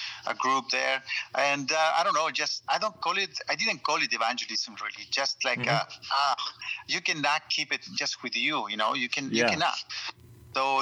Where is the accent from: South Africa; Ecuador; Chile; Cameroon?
Chile; moved away as an adult; also born or lived in United States / Hong Kong / China / Thailand; now in France; growing up in Chile and the church